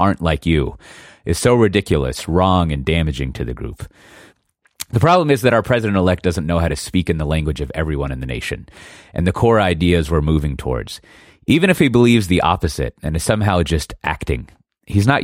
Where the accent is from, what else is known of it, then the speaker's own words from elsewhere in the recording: Austin, Texas, United States; she was born in the same hospital as me, the exact same hospital in Austin